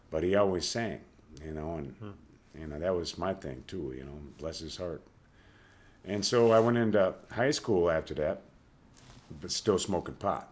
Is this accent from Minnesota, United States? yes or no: yes; St. Paul, Minnesota, United States; also born or lived in St. Cloud, Minnesota; I grew up on Rice Street in St. Paul